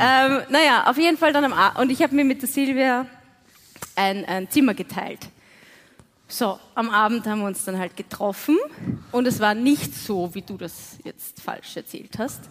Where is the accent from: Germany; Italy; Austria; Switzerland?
Austria; Waldviertel, Lower Austria; ich komme aus dem Waldviertel